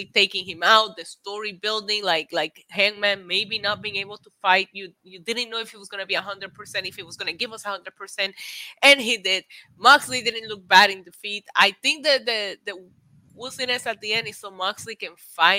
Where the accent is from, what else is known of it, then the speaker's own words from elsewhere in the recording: Puerto Rico; English is a second language; moved away; also born or lived in Midwest, United States / New York, United States; I lived in the Midwest when I first moved to the States from Puerto Rico